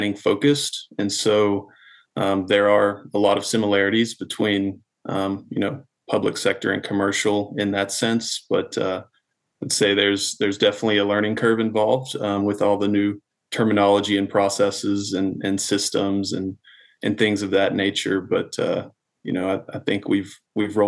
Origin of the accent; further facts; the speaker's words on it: Dallas-Fort Worth area, Texas, United States; I'm from the Dallas-Fort Worth area